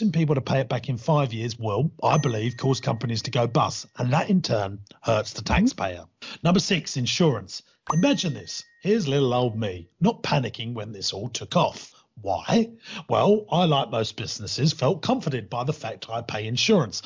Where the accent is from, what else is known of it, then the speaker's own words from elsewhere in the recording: United Kingdom; I'm British